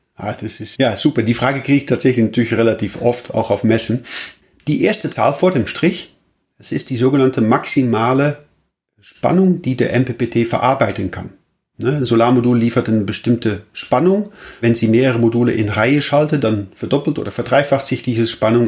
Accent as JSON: {"language": "German", "country": "Netherlands", "moved": "yes", "lives_now": "Germany", "said": "Ich bin auch Holländer und äh, wohne allerdings in Deutschland"}